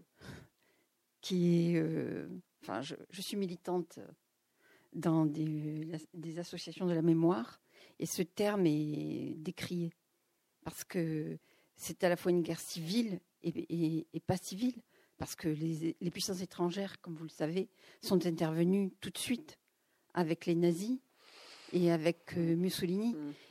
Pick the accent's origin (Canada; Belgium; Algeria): Algeria; now in France; je suis née en Algérie